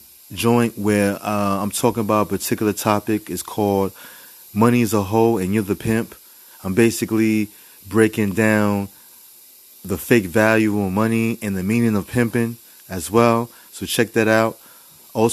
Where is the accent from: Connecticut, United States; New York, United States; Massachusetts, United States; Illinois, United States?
New York, United States; New York City; I'm from the Bronx